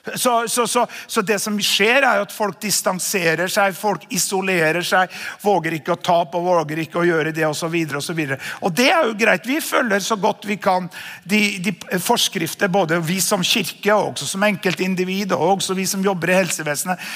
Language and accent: Norwegian; Namsos, Trøndelag, Norway; moved away as an adult; also born or lived in Østfold; Jeg er jo en eh, avslippet trønder som flyttet fra Trøndelag da vi var 18 år gamle